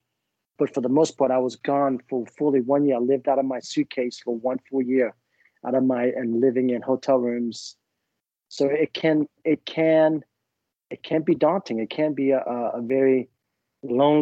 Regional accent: Vietnam; moved away; I was born in Vietnam

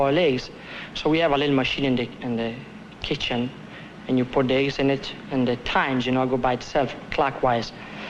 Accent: Italy; accent: Italian; now in United States; I was born in Italy, that's why I speak like an Italian.

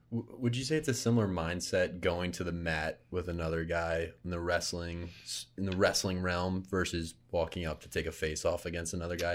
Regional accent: Philadelphia, Pennsylvania, United States; moved away; Philly, my hometown

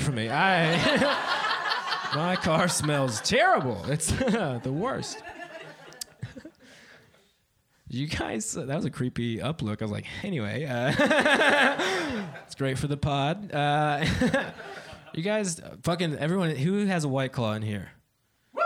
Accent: Dayton, Ohio, United States; now in Columbus, United States; I'm actually from Dayton, Ohio. You know that place you've heard on the news a lot recently? I'm from there.

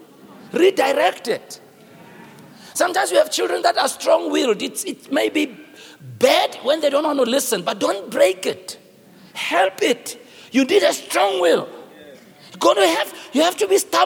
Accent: Soweto, Gauteng, South Africa; I'm from Soweto.

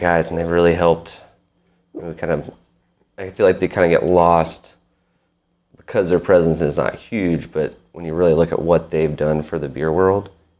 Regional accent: Nashville, Tennessee, United States; moved away as an adult; also born or lived in Chattanooga, United States; now in Knoxville, United States; Yeah, I grew up in Nashville.

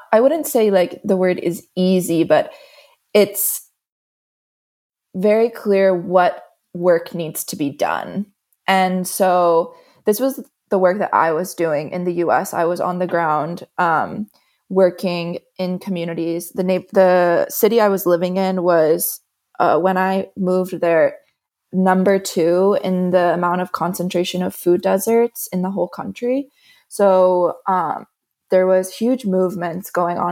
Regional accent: Florida, United States; moved away as an adult; now in Bra, Italy; I'm originally from the States, from Florida

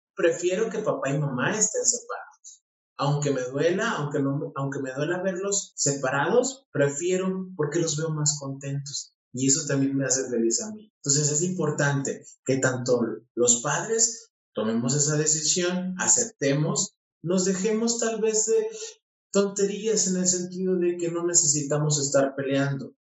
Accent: Mexico; por mi pueblo en México

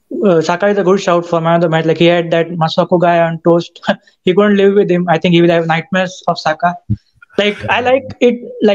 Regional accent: India; moved away as an adult; now in Alabama, United States; Yeah, actually, I'm in the U.S. now. I shifted from India for studying. So, yeah, my first few months in the U.S.

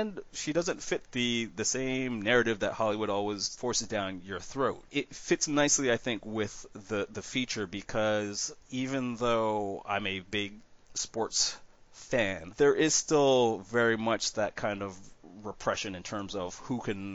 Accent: Canada; being a Canadian

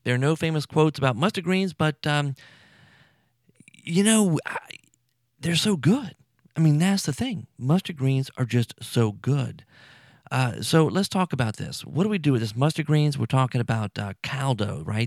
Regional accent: South Louisiana, United States; I'm from here. I'm from Louisiana, South Louisiana

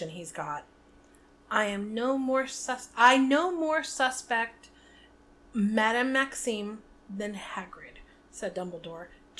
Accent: Northeast, United States; Growing up in the Northeast

